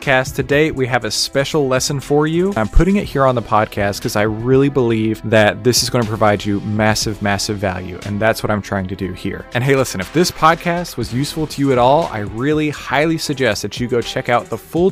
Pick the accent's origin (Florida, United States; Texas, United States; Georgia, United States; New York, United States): Texas, United States; I'm from Texas as well